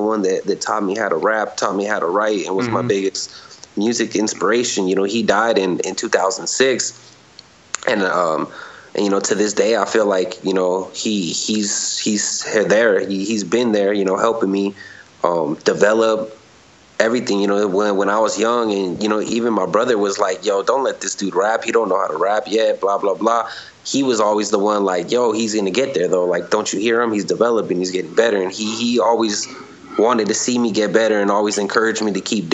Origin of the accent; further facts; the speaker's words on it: California, United States; growing up in the streets, growing up in California